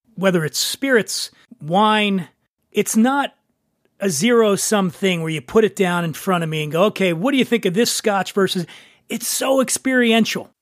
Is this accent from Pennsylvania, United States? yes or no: yes; Philadelphia, Pennsylvania, United States; Where I grew up in Philly, most of my neighborhood was Italian and Irish